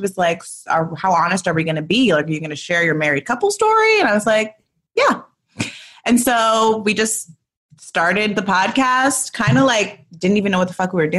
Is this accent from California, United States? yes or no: yes; Los Angeles, California, United States; I grew up in the Valley, 818.